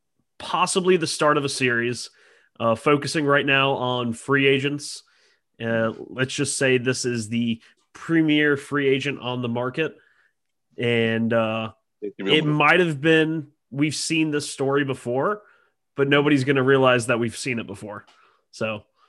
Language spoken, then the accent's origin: English; Alabama, United States; I'm from Alabama.